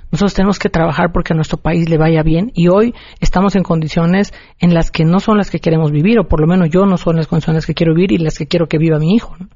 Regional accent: Cenotillo?, Yucatán, Mexico; also born or lived in Mexico City; El pueblo en el que nací, en el que vivo todavía, ahí está mi domicilio, eh, eh, mi credencial de elector sigue estando en Semul

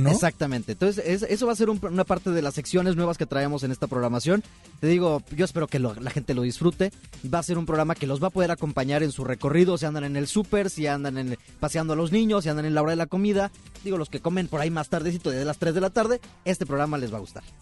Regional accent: Nogales, Sonora, Mexico; moved away as an adult; also born or lived in Hermosillo, Sonora; now in Monterrey, Mexico; Yo soy de Sonora.

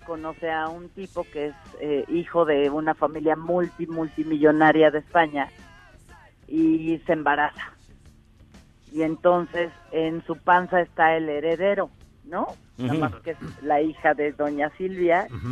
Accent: Mexico

